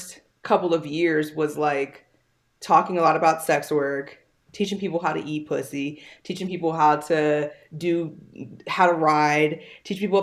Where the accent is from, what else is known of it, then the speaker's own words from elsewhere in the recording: Howard County, Maryland, United States; moved away as an adult; also born or lived in California; now in Miami, United States; I grew up in Maryland, mostly in Howard County